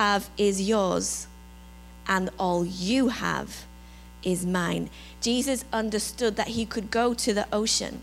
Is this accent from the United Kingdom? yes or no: yes; England, United Kingdom; accent: English; moved away; my English accent